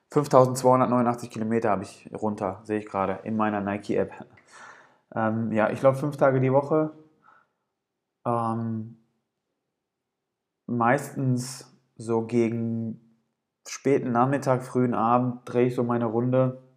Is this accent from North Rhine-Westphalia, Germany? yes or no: yes; Gelsenkirchen, North Rhine-Westphalia, Germany; am 17. Mai diesen Jahres sollte im Ruhrgebiet in Gelsenkirchen, ich bin aus Gelsenkirchen, ähm, sollte der Viva West Marathon stattfinden.